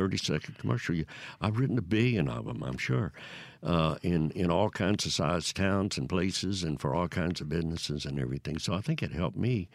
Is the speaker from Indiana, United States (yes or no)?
no; Newton, Mississippi, United States; I grew up in Newton, Mississippi, East Mississippi, between mm-hmm. Meridian and Jackson.